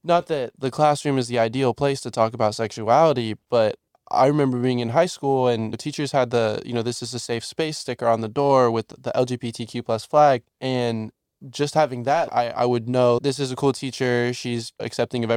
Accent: Orlando, Florida, United States; now in Jacksonville, United States; I grew up in Orlando, just down the street from Pulse

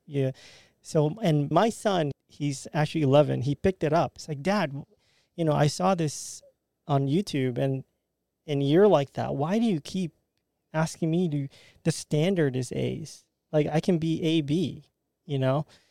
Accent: Philippines; now in Jacksonville, United States; as a Filipino American

